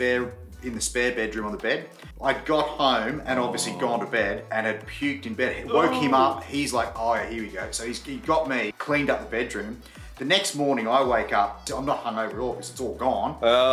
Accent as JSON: {"language": "English", "town": "Coolangatta", "region": "Queensland", "country": "Australia", "also_born_or_lived": "Newcastle", "moved": "as an adult"}